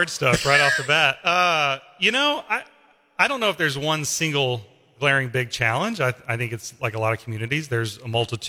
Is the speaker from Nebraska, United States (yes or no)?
no; Fort Smith, Arkansas, United States; moved away as an adult; also born or lived in Bentonville, Arkansas; now in Joplin, United States; So my hometown is Fort Smith, Arkansas.